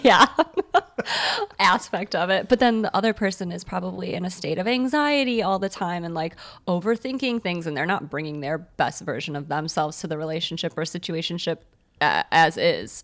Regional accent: Morton Grove, Illinois, United States; Morton Grove

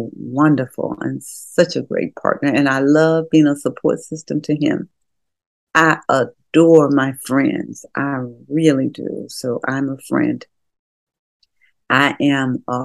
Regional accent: Memphis, Tennessee, United States; also born or lived in Mississippi; I was born in Mississippi and my folk were sharecroppers. But when we moved, even when we moved to Memphis, there was still some going to the field stuff

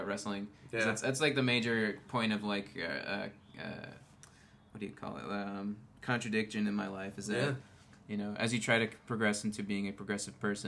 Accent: Long Island, New York, United States; moved away as an adult; now in Los Angeles, United States; I grew up on Long Island, which is very, it's a very bro-y place, at least the part of it that I'm from.

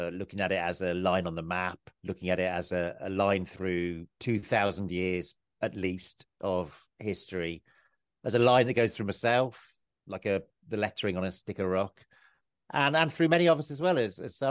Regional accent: Kidderminster, West Midlands, United Kingdom; moved away as an adult; now in Powys, United Kingdom; I grew up in Worcestershire, in Kidderminster in Worcestershire. I live in Powys.

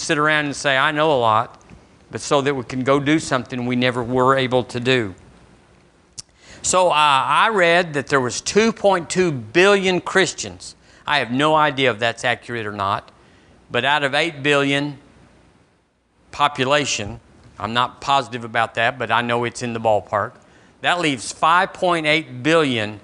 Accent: Seagraves, Texas, United States; now in Tuscaloosa, United States; The church I was raised in Seagraves

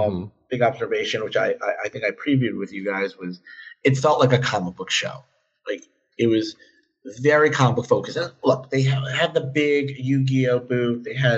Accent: New York, United States; as a New Yorker

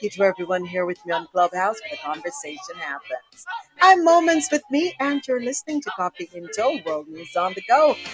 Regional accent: Jamaica; growing up in Jamaica

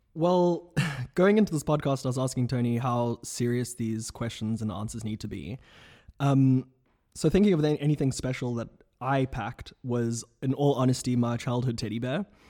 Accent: South Africa; moved away as an adult; now in Oxford, United Kingdom; from South Africa at large

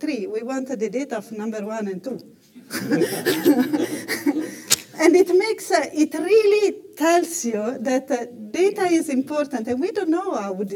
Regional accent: Italy; I come from Italy

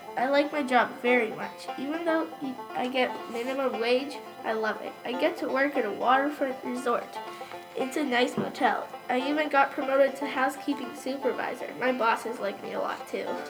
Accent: Istanbul, Turkey; moved away as an adult; also born or lived in Izmir, Turkey; now in Old Orchard Beach, United States; I came from Istanbul, Turkey in 2016. I came here for a summer job after I finished college

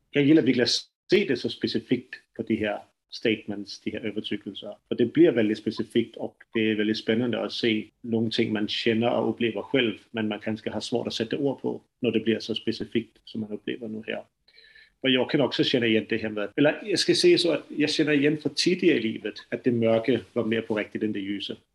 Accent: Denmark; accent: strong Danish accent; Swedish is a second language; now in Sweden; jag är dansk, så mitt øh, svenska kommer att låta lite øh, annorlunda än, än det som ni pratar. Så jag har en väldigt stark dansk brytning på det

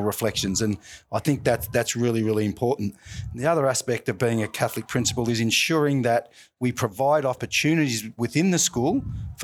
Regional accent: Melbourne, Victoria, Australia; And I grew up in Deer Park, not too far from here in Caroline Springs.

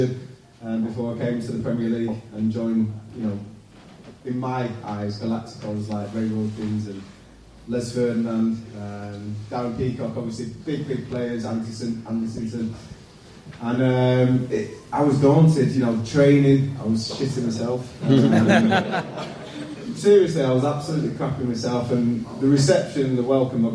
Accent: Manchester, North West England, United Kingdom; accent: Manc; also born or lived in London; a council estate where I was brought up in Manchester

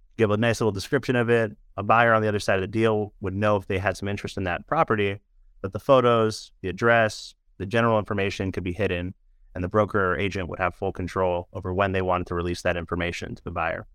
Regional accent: San Francisco, California, United States; being born and raised in San Francisco

